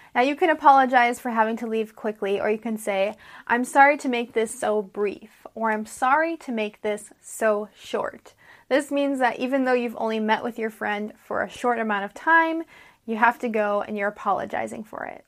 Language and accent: English; United States; I'm an American English teacher